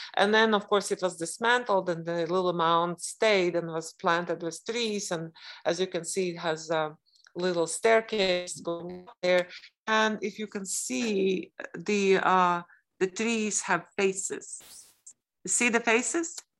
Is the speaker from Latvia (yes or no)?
yes; Latvia; I was born in Latvia, where there are two extremes